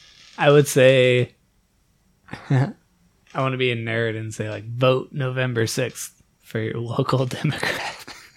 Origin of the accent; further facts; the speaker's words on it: Iowa, United States; I'm from Iowa